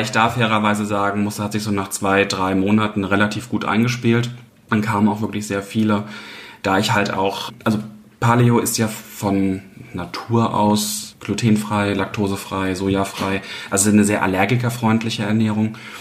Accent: Mainz, Rhineland-Palatinate, Germany; Ich bin gebürtig aus Mainz, ja. Also ich bin jetzt die letzten 31 Jahre durchgängig hier in Mainz gewesen

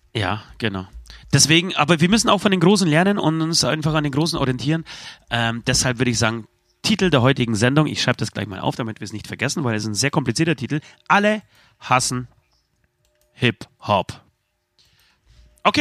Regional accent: Poland; moved away; Ich bin richtig stolz auf mein, auf mein Heimatland

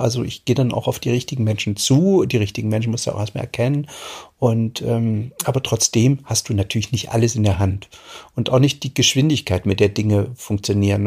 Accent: East Germany, Germany; ich bin ja in der DDR aufgewachsen

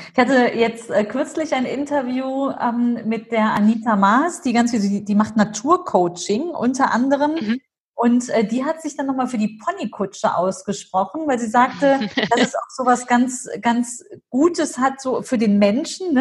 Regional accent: Germany; Ich bin zwar hier mhm. groß geworden in Deutschland, aber immer in den Ferien ging es nach Syrien.

